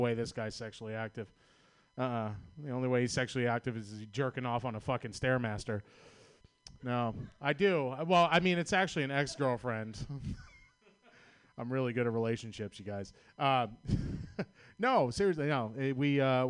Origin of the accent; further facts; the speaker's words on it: Boston, Massachusetts, United States; accent: Boston; moved away; I'm from Boston, Massachusetts.